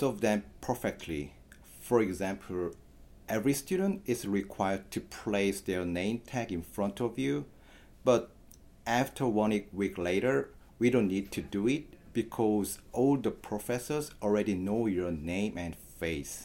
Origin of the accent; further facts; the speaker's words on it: South Korea; moved away as an adult; now in United States; from South Korea